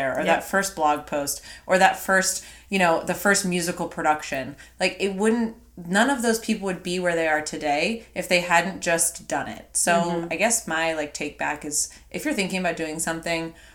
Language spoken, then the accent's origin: English; East Coast, United States; I'm from the East Coast.